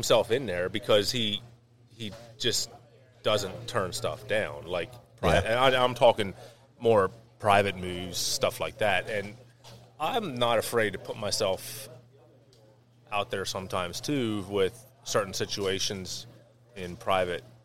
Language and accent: English; Lancaster County, Pennsylvania, United States; born and raised in Lancaster County all my life